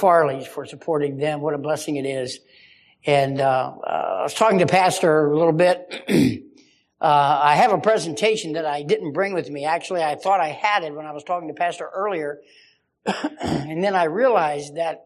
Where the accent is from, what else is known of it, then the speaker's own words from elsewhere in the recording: West Virginia, United States; now in Hanover, United States; we're from West Virginia, but we live in Pennsylvania right now.